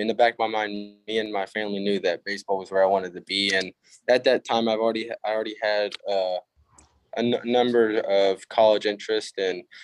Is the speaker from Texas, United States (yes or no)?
yes; Barbers Hill High School, Texas, United States; We are a 5A. So in Texas, it goes up to 6A